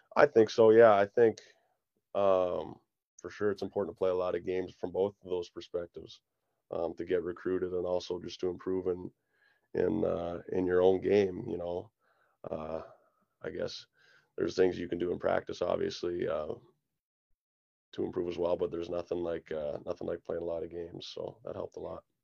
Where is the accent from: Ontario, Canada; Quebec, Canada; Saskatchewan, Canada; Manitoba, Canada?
Saskatchewan, Canada; Kindersley; moved away; in my hometown where you got your family and your friends there every night